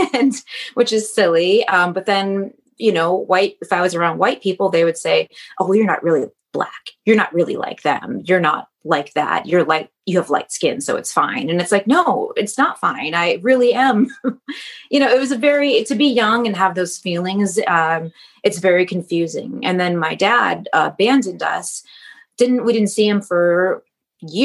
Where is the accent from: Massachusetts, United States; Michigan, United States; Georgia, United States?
Michigan, United States; just outside Detroit; moved away; I grew up just outside Detroit, and I'm biracial